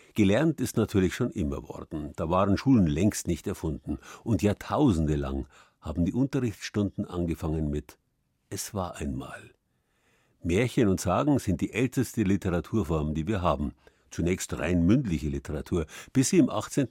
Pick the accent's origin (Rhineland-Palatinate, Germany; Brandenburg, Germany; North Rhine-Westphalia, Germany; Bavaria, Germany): Bavaria, Germany; bei uns in Bayern